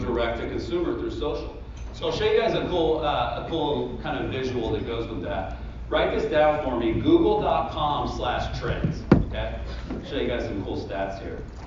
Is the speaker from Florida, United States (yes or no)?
yes; Central Florida, United States; I'm from Central Florida, so in Orlando